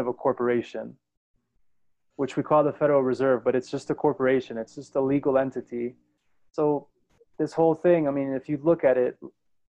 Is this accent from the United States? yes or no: yes; New York, United States; moved away; also born or lived in South Florida / San Francisco; I was born in New York, grew up in New York and in South Florida